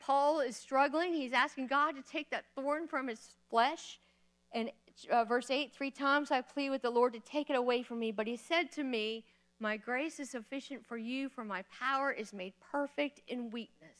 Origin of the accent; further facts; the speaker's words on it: Florida, United States; moved away as an adult; also born or lived in Kentucky; I'm from Florida